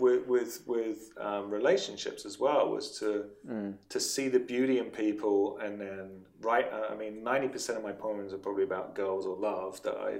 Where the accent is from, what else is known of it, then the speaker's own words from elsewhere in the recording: England, United Kingdom; moved away; From England, yes, I'm from England